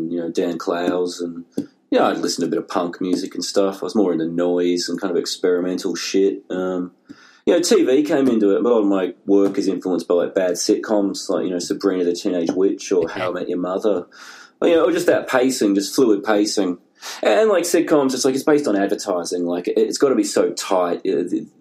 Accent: Tasmania, Australia; moved away as an adult; also born or lived in London / Melbourne; now in Seattle, United States; growing up in Tasmania

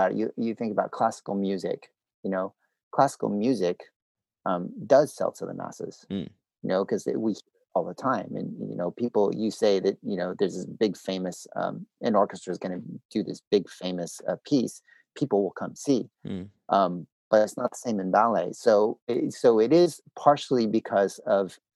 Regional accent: United States; moved away; also born or lived in Canada; I grew up in the States

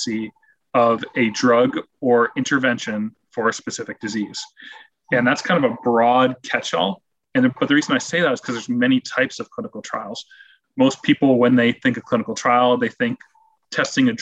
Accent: Rochester, New York, United States; moved away; my hometown of Rochester, New York

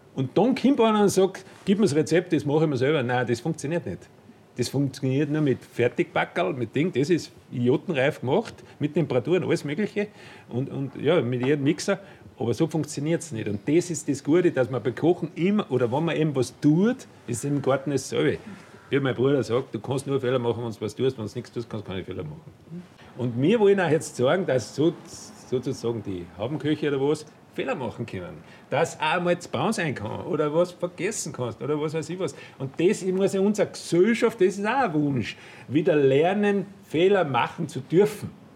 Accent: Austria; als Österreicher

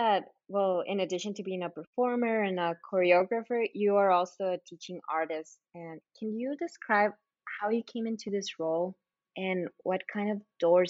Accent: Agua Prieta, Sonora, Mexico; also born or lived in Douglas, United States; So Angelina, when you came down to my hometown, to Agua Prieta and Douglas for Dance in the Desert

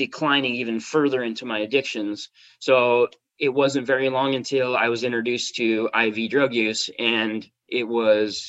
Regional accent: Spokane, Washington, United States; moved away as an adult; now in San Diego, United States; I was working as an auto mechanic in Spokane, Washington, which is my hometown.

